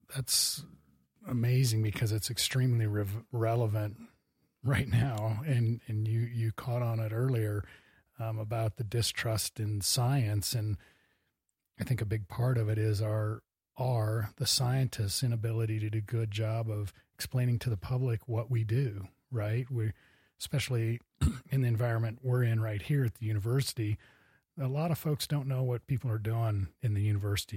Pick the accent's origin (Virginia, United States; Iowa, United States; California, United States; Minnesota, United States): Iowa, United States; Cedar Falls; now in Bozeman, United States; I was born in Iowa